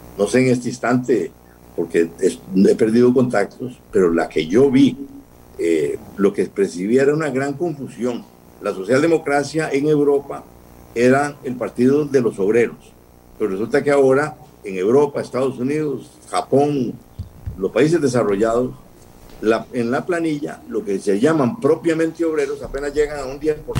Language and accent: Spanish; Costa Rica; mi país